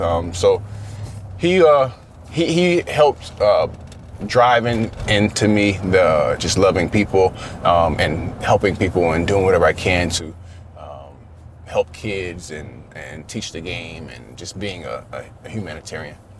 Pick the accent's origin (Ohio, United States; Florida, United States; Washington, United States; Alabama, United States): Florida, United States; growing up in Florida